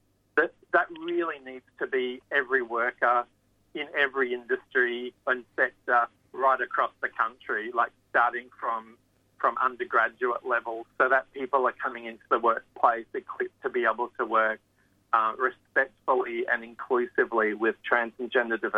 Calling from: New South Wales, Australia; I guess I'm speaking from New South Wales

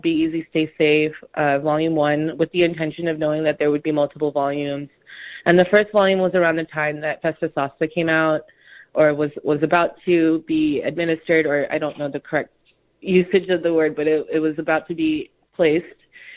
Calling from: Honolulu, Hawaii, United States; also born or lived in New York City; I'm calling in from Honolulu, Hawaii, specifically the island of Oahu

